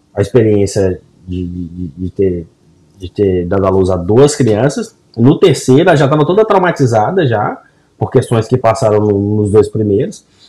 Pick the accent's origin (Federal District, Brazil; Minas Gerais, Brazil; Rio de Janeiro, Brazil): Minas Gerais, Brazil; Governador Valadares; now in United States; na minha quebrada, na minha região, no meu, a galera de governador Valadares aí para baixo